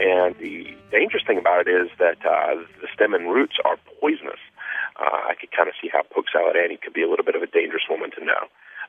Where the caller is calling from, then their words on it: Chicago, Illinois, United States; also born or lived in Southern US; I just wanted to, I'm from Chicago, Illinois, and I wanted to comment on the music and food episode. Wanted to, having grown up in the South, let you know that poke salad is indeed real.